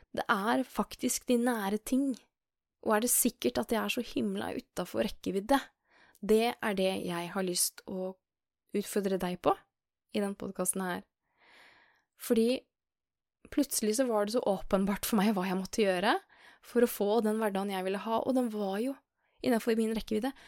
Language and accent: Norwegian; Skien, Telemark, Norway; moved away as an adult; now in Oslo, Norway; jeg er jo fra Skien